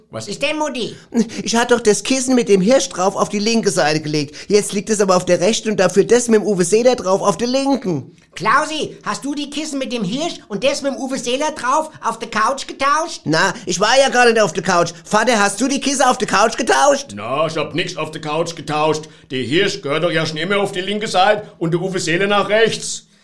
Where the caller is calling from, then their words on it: Münster, North Rhine-Westphalia, Germany; Aus Münster in NRW.